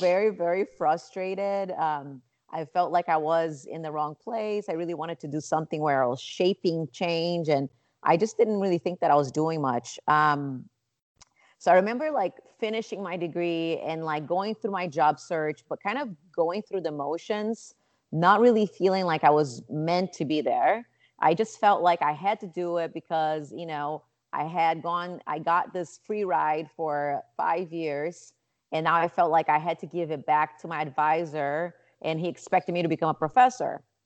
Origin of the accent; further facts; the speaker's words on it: Rio de Janeiro, Brazil; moved away as an adult; now in Chicago, United States; I was born and raised in Rio de Janeiro, Brazil